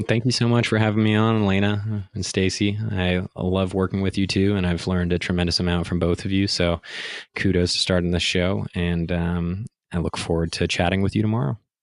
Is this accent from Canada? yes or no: yes; Ottawa, Ontario, Canada; also born or lived in Montreal / Toronto; a Canadian born kid in Montreal who got raised in Ottawa